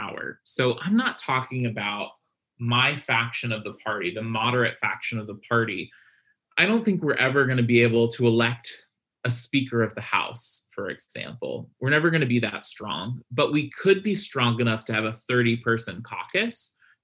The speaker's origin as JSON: {"language": "English", "region": "Virginia", "country": "United States", "said": "my home state of Virginia, I live in Hampton Roads"}